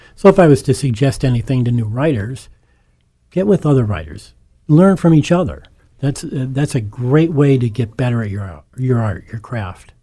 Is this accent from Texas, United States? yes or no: no; Scranton, Pennsylvania, United States; born and raised in Scranton, uh, one of eight children of, educated in the Scranton School District and went to the University of Scranton